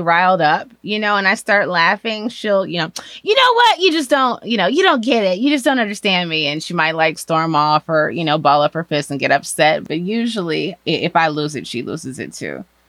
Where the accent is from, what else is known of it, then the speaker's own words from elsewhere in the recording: Chicago, Illinois, United States; I am from Chicago.